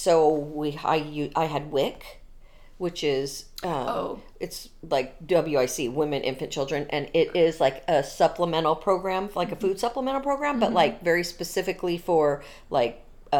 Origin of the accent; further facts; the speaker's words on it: Santa Maria, California, United States; Born and raised in California, both born and raised in Santa Maria.